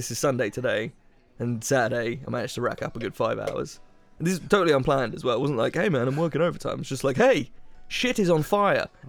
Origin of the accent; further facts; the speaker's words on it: United Kingdom; we're British